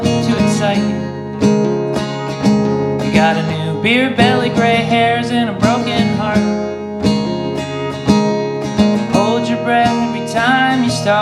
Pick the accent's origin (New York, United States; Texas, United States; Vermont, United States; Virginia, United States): Vermont, United States; Bellows Falls; I'm from Bellows Falls, Vermont, which is in the South, southern part of the state